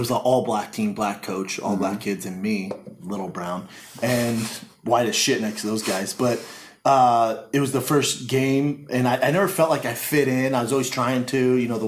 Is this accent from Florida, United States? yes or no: no; Denver, Colorado, United States; growing up in Denver